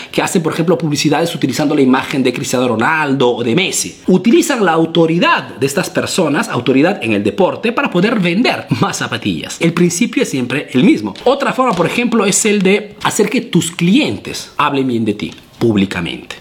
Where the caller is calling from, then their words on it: Venezuela; saludos desde Venezuela